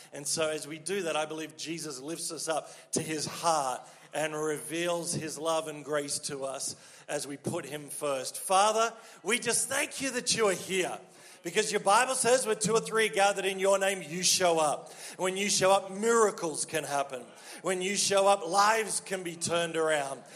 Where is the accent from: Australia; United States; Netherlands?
Australia; accent: Australian; moved away as an adult; now in Quebec, Canada